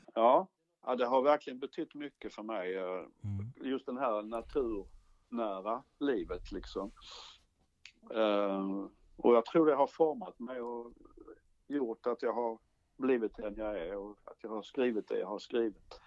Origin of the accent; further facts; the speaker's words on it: Ronneby, Blekinge, Sweden; jag är ju från Blekinge